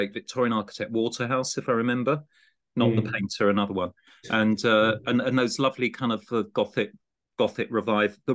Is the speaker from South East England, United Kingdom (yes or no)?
yes; Gravesend, South East England, United Kingdom; I grew up in Gravesend on the other side of the estuary